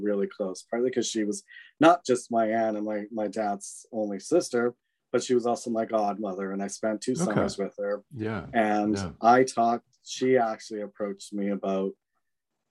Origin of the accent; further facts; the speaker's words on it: British Columbia, Canada; also born or lived in Vancouver, Canada / Victoria, Canada / Switzerland; I was originally born and raised in British Columbia, like Vancouver, mm-hmm. in like earlier childhood. And then I lived near Victoria, BC, lovely, beautiful Victoria.